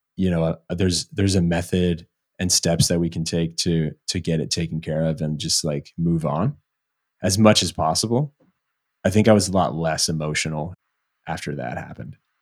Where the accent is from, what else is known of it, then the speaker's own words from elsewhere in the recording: Virginia, United States; moved away as an adult; also born or lived in Seattle; I'm from, uh, Virginia originally. I moved to Seattle